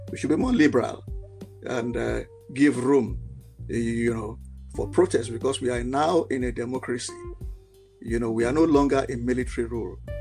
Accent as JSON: {"language": "English", "country": "Nigeria", "said": "I am a Nigerian and I am very passionate and patriotic, you know, about Nigeria"}